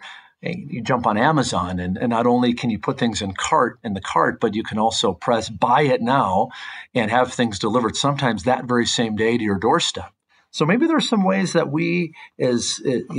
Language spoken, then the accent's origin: English; Midwest, United States; now in Orange County, California, United States; I remember growing up, I grew up in the Midwest